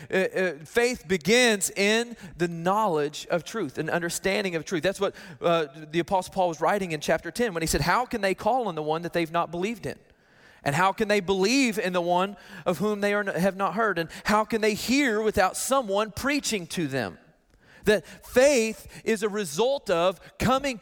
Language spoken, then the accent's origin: English; Arkansas, United States; I'm from Arkansas